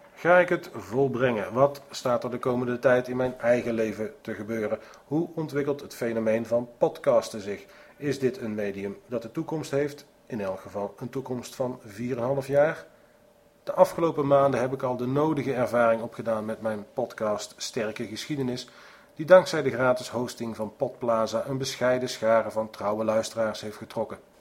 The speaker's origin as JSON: {"language": "Dutch", "country": "Netherlands", "said": "Ik ben een Nederlander"}